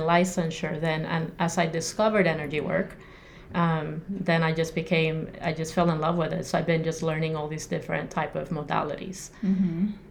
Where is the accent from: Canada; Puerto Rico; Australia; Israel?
Puerto Rico; moved away as an adult; now in Arizona, United States; I'm born and raised in Puerto Rico